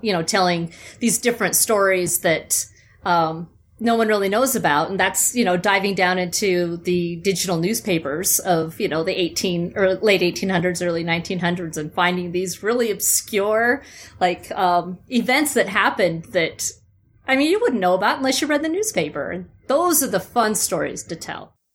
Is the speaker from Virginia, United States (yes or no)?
no; Utah, United States; born or raised there; also born or lived in Phoenix, Arizona / Berkeley, California